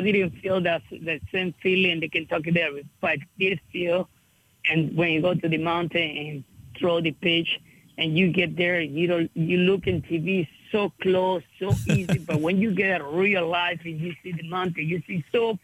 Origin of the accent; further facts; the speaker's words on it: Venezuela; now in United States; I'm from Venezuela